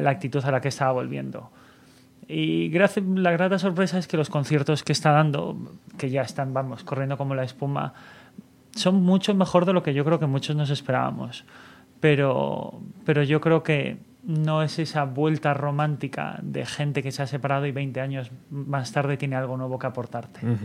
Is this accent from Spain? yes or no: yes; Galicia, Spain; now in Barcelona, Spain; yo también soy gallego